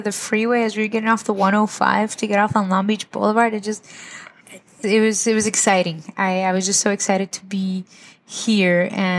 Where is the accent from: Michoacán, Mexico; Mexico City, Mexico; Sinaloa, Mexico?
Michoacán, Mexico; Zacapu; now in United States; Well, I'm originally from Zacapu, Michoacán. Zacapu is a small town in the state of Michoacán, wow, in Mexico.